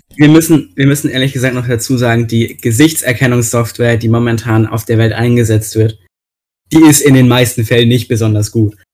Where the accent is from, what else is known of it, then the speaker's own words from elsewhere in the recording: Bavaria, Germany; hier bei uns in Bayern